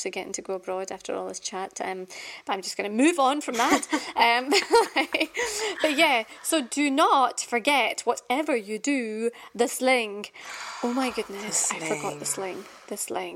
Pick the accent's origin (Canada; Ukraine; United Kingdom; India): United Kingdom; Scotland; having been born and brought up in Scotland all my life